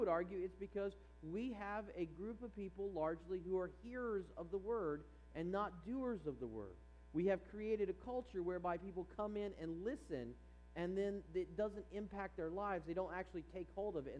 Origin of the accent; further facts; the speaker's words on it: East Coast, United States; now in California, United States; growing up on the East Coast